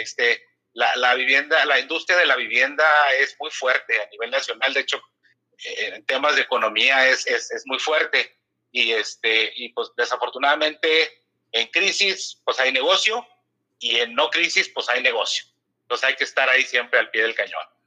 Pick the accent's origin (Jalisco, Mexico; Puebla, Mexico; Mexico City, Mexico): Mexico City, Mexico; also born or lived in San Luis Río Colorado, Sonora / Torreón; Yo estuve en México, realmente nada más nací en Sonora. Ah, estuve en México, jugué, mis, infantiles en, en Riders de Arboledas.